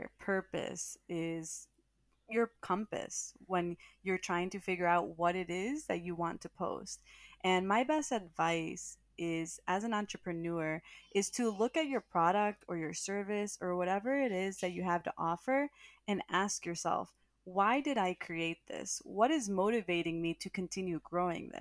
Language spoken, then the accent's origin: English; Cleveland, Ohio, United States; moved away as an adult; also born or lived in Columbus, Ohio / New York City; I was from Ohio. So like I grew up in Ohio, but of course I'm Latina. My parents are Salvadoran and Honduran